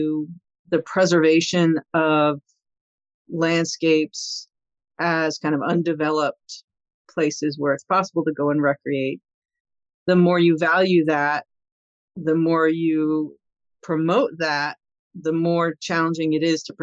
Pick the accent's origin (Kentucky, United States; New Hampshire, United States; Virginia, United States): New Hampshire, United States; Hanover; moved away as an adult; also born or lived in Connecticut; I grew up in New Hampshire, in Hanover, New Hampshire.